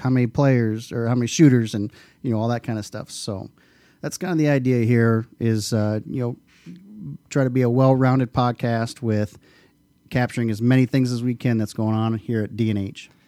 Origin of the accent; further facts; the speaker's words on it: Dike, Iowa, United States; also born or lived in New Hartford, Iowa; I grew up right out here in Dyke, New Hartford.